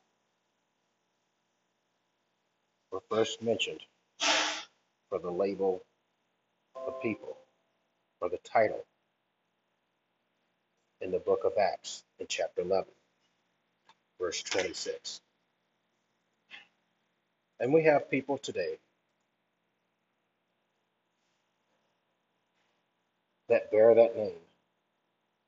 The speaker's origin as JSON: {"language": "English", "region": "Deep South", "country": "United States", "tie": "born or raised there", "said": "growing up in the Deep South"}